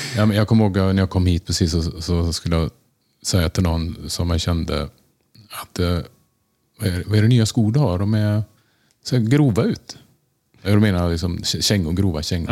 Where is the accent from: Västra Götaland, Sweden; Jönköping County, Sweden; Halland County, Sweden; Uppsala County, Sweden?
Västra Götaland, Sweden; Tranemo; moved away as an adult; also born or lived in Gothenburg / Stockholm; now in New York, United States; Jag är född i Göteborg och ehm, eh, bodde där ett år innan vi flyttade till Tranemo